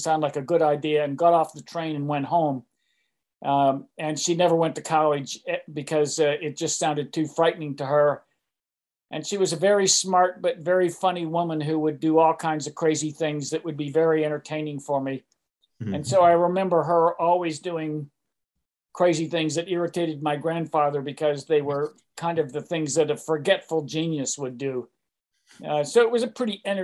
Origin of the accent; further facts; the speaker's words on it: Pittsburgh, Pennsylvania, United States; moved away as an adult; also born or lived in Massachusetts / New York City / West Coast; I was born in Pittsburgh, Pennsylvania